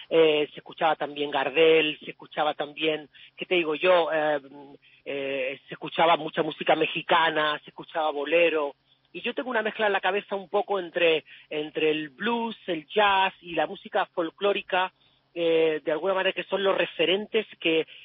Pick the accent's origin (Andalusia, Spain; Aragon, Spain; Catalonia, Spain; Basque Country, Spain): Andalusia, Spain; a pesar de que yo soy andaluz y el, y el, flamenco siempre ha sido la música cultural por excelencia de mi casa